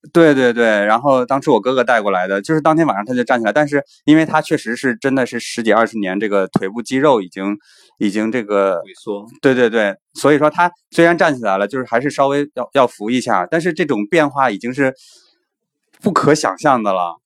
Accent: China; 我们中国人的骄傲

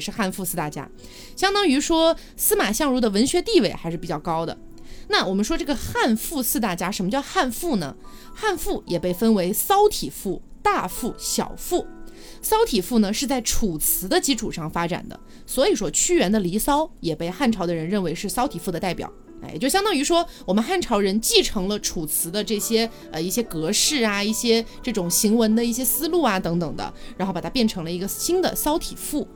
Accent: Qionglai, Sichuan, China; moved away; 这个林琼县啊，其实就是我老家，哎，也就是现在的四川成都市旗下的

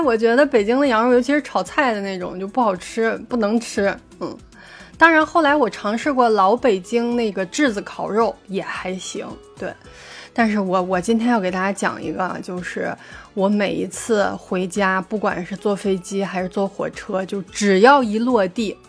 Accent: Yinchuan, Ningxia, China; moved away; 因为我从小在银川长大，吃的就是家乡的味道。

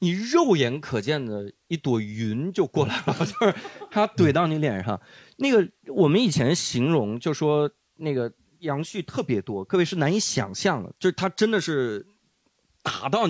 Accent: Inner Mongolia, China; moved away; also born or lived in Beijing / Hangzhou; 我一个来自内蒙的人，我小时候零下三十多度，我们觉得没问题哈。

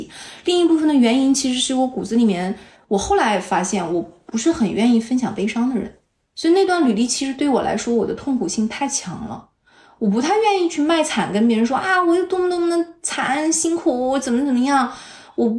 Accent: Northeast China, China; 可能就是我是东北人爱啃骨头

